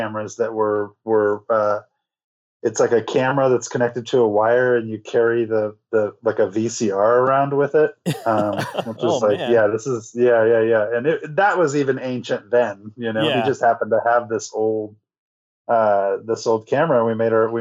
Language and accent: English; Calaveras County, Northern California, United States; I grew up in Northern California, like about an hour east of Stockton in the foothills, Calaveras County.